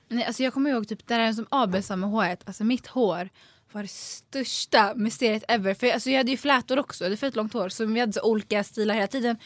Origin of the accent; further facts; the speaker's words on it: Sundbyberg area, Stockholm County, Sweden; jag växte upp så här, i Basvenområdet